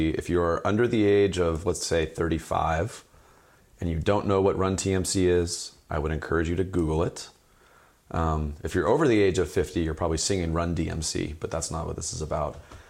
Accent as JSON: {"language": "English", "area": "Marin", "region": "California", "country": "United States", "tie": "born or raised there", "said": "I grew up in Marin. I went to Branson, played basketball at Branson for Jonas Honick, a legendary coach."}